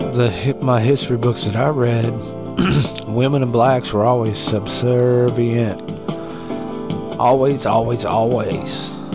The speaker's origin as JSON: {"language": "English", "region": "West Virginia", "country": "United States", "tie": "born or raised there", "said": "I can go back to West Virginia"}